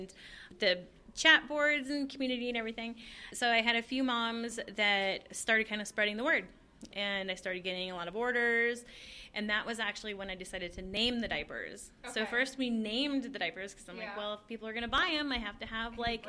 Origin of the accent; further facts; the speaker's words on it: Colorado, United States; so we are here in Colorado. We're in Golden